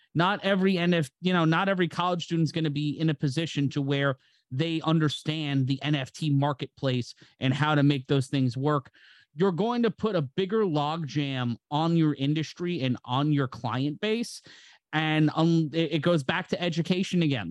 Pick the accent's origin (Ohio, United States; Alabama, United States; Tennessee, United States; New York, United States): New York, United States; New York City; my hometown of New York City, in my home borough of Brooklyn